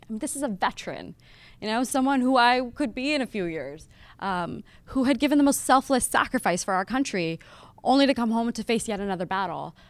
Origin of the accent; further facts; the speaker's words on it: Las Vegas, Nevada, United States; moved away as an adult; also born or lived in Lahore, Pakistan / Berkeley; I was born in Lahore, which is, you know, city in Pakistan. And it was a little too conservative for my family. So they picked us up and they moved us to Las Vegas. And so I grew up in Las Vegas